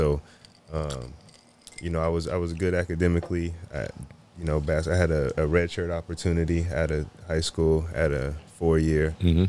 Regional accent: Fresno, California, United States; moved away as an adult; now in Sacramento, United States; I'm from Fresno, so come from Fresno.

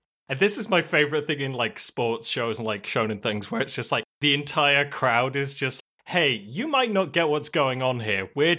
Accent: United Kingdom; Why does my nationality get called out

